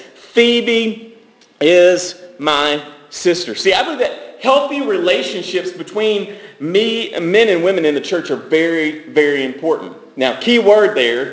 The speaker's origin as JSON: {"language": "English", "town": "Franklin", "country": "United States", "tie": "born or raised there", "said": "I grew up in Franklin going to high school"}